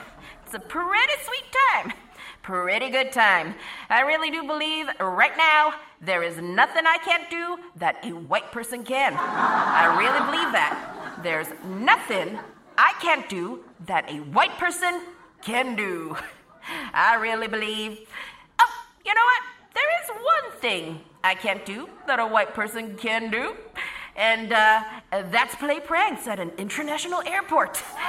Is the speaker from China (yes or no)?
no; United Kingdom; I am a British Asian gentleman.